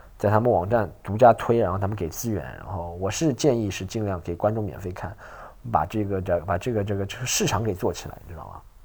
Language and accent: Chinese; Shanghai, China; 来自上海的